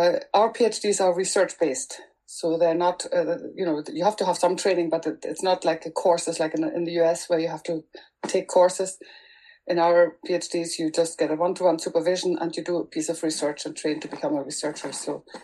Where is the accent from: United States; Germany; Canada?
Germany; first language German; English is a second language; moved away as an adult; now in Northern Ireland, United Kingdom; I'm originally from Germany